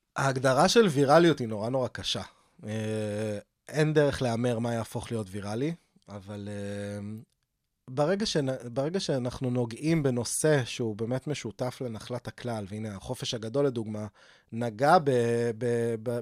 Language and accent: Hebrew; Rishon LeZion, Central District, Israel; also born or lived in Beersheba / Eilat; now in Holon, Israel; חזרנו לבאר שבע לכיתות א'-ב', ועברנו לראשון ב-88, ב- אה, שם התחלתי ג' ו- ואז אה, רשל"צי עד, עד גיל 27